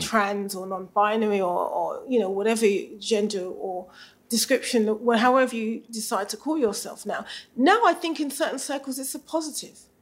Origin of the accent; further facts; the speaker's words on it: England, United Kingdom; so where are you from? And you say, England.